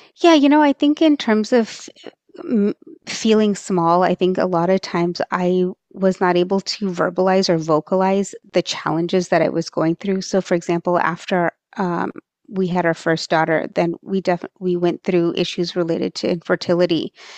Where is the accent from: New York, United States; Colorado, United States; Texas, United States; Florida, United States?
Texas, United States; first language Marathi; I, um, was born and raised in Texas